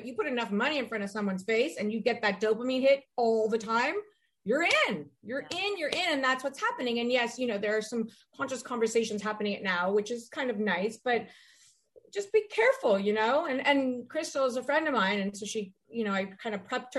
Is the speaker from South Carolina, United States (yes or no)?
no; Ohio, United States; I'm from Ohio